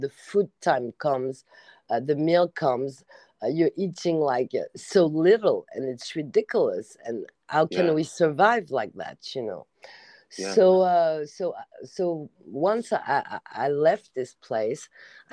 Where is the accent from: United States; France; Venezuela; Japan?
France; English is a second language